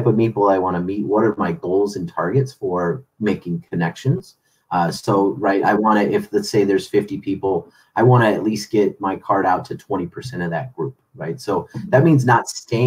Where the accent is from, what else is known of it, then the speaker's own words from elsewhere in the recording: Chicago, Illinois, United States; now in San Diego, United States; growing up in Chicago